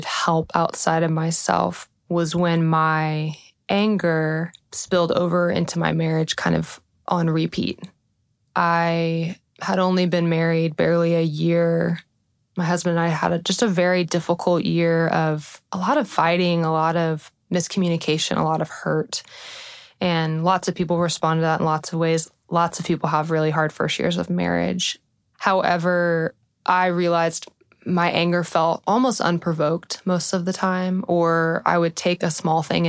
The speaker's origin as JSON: {"language": "English", "town": "Austin", "region": "Texas", "country": "United States", "said": "I am originally from Austin"}